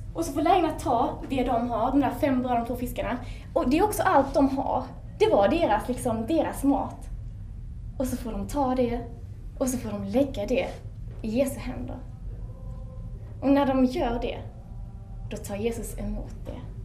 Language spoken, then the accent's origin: Swedish; Sweden; som ung svensk